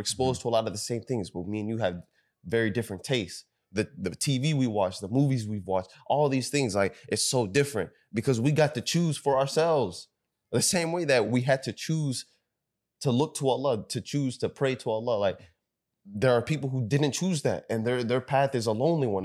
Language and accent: English; Sudan; we're from Sudan